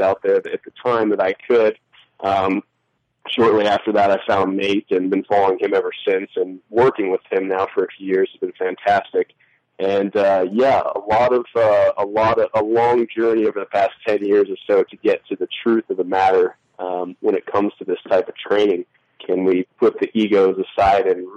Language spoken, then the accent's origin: English; Montana, United States; I grew up in Montana, a smaller town, and moved a bit all over the state.